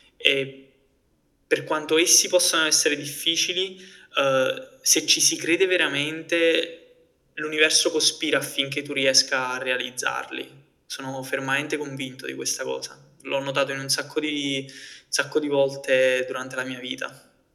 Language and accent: Italian; Naples, Campania, Italy; io vengo da Napoli